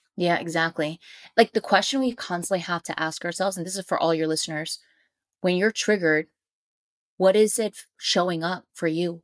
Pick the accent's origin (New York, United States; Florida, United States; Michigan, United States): New York, United States; New York City; I'm a New Yorker